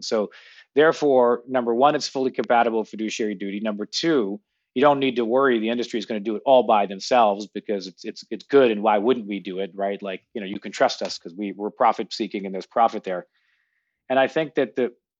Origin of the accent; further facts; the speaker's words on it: Toronto, Ontario, Canada; moved away as an adult; also born or lived in United States; now in New York, United States; I grew up in Toronto, went to university in the U.S. and then spent most of my working career here